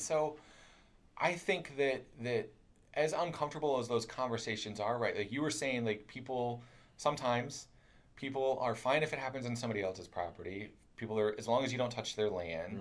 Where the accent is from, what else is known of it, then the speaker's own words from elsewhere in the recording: Kentucky, United States; I'm from Kentucky, so I talk I talk funny